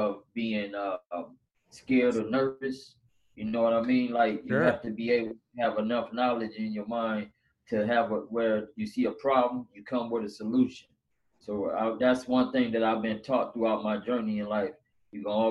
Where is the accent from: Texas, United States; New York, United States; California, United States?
California, United States; Los Angeles; Born and raised in here in L.A.